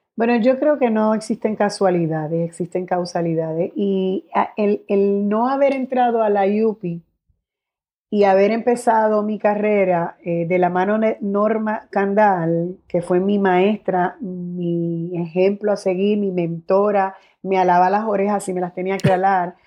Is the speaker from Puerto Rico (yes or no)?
yes; Guaynabo, Puerto Rico; also born or lived in San Juan (Hato Rey) / Bayamón; Sí me crié en Guaynabo, pero eh, vivo en Bayamón y soy de Bayamón